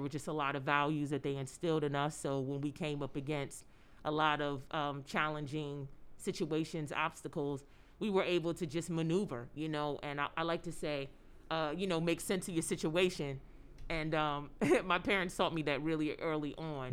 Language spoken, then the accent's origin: English; Philadelphia, Pennsylvania, United States; I grew up in Philadelphia